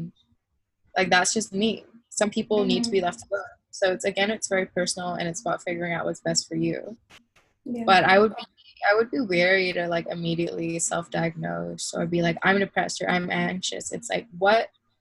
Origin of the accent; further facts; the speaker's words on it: Malaysia; growing up in Malaysia